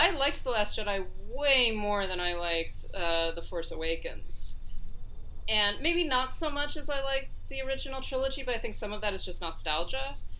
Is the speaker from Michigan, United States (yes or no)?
no; upstate New York, United States; if you go to my hometown and you see people that aren't white it's surprising